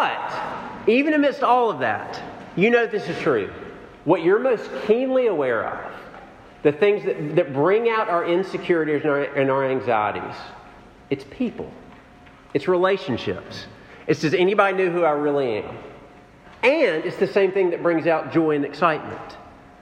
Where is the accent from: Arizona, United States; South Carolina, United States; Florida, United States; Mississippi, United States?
Mississippi, United States; Jackson; moved away; I grew up in Jackson, Mississippi